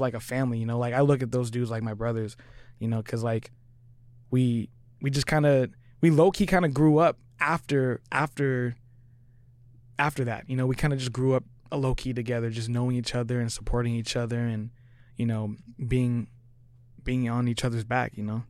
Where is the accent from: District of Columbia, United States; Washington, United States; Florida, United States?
Washington, United States; Tri-Cities; moved away as an adult; now in Seattle, United States; I'm from Tri-Cities